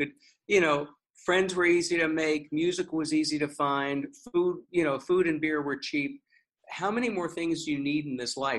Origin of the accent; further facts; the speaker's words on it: Texas, United States; I was born in Texas and we're storytellers.